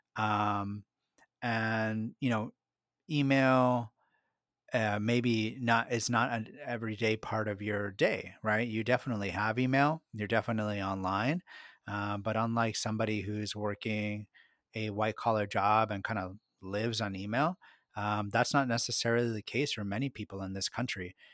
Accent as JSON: {"language": "English", "country": "United States", "tie": "born or raised there", "first_language": "Spanish", "second_language": "English", "said": "I was born in this country, but both of my parents are of Mexican origin. My first language was Spanish"}